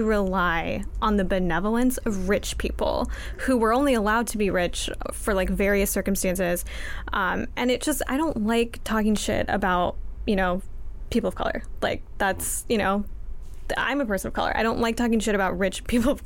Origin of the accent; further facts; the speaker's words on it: Los Angeles, California, United States; I'm from LA.